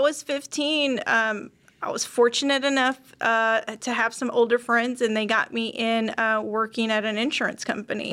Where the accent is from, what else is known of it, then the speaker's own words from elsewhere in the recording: Dallas, Texas, United States; I'm born and raised here in Dallas, Texas.